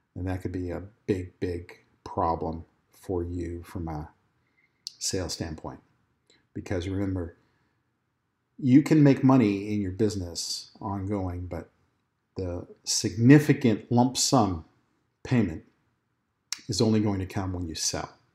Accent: Texas, United States; My home state of Texas

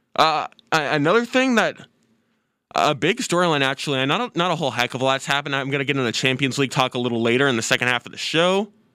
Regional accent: United States; as an American soccer fan

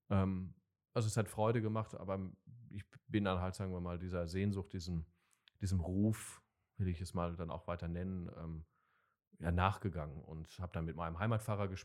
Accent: Werl, North Rhine-Westphalia, Germany; also ich komme aus Werl

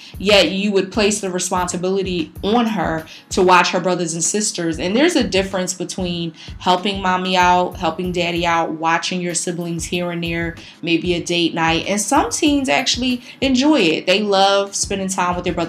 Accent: Philadelphia, Pennsylvania, United States; we grew up in North Philly. We grew up in the hood.

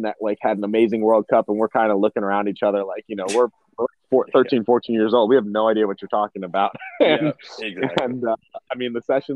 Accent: Bethesda, Maryland, United States; grew up in D.C., just outside D.C. We like to start with saying we are from D.C. just because that were pinpoints, but just outside D.C. in Maryland, in Bethesda suburb.

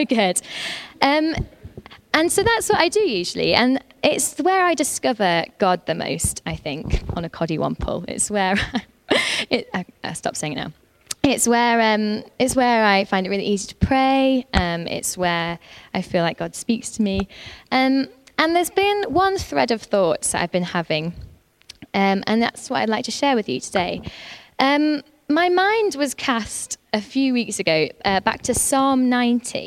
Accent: North Lancashire, North West England, United Kingdom; I'm from North Lancashire. I'm a Lancashire lass

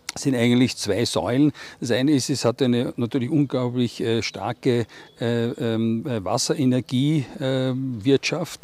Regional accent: Austria; als Österreicher

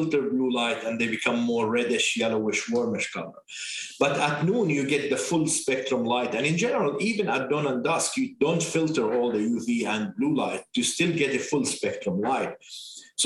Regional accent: Jordan; English is a second language; moved away as an adult; also born or lived in Beirut, Lebanon; now in Bethesda, United States; I am originally from Jordan. My mother is Lebanese

